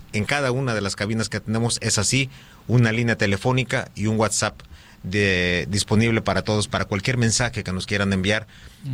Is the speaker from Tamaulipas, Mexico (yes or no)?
no; Acapulco, Guerrero, Mexico; Yo nací aquí en Acapulco. Soy acapulqueño eh, y siempre he estado aquí en Acapulco